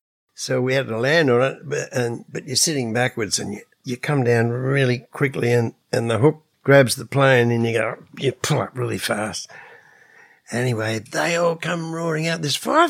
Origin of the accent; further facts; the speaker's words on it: Australia; we come from Australia